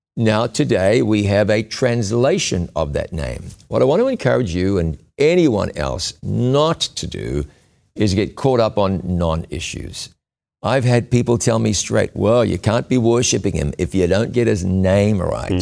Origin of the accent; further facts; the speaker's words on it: New Zealand; moved away; in my, my home country of New Zealand